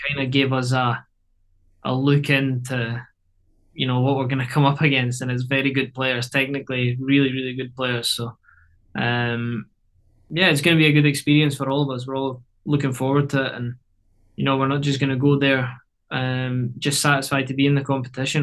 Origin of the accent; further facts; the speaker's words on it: Scotland, United Kingdom; moved away as an adult; now in Canada; getting back to Scotland